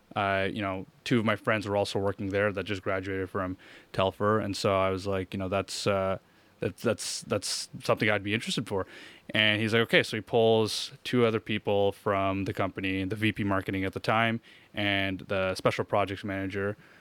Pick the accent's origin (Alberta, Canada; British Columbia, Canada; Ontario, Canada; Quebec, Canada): Ontario, Canada; Hawkesbury; moved away; also born or lived in Montreal / Orleans; I was born in Montreal, but I grew up most of my life in Hawkesbury